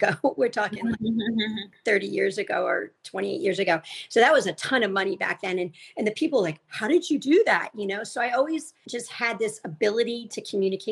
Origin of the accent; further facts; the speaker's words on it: Rhode Island, United States; I grew up in Rhode Island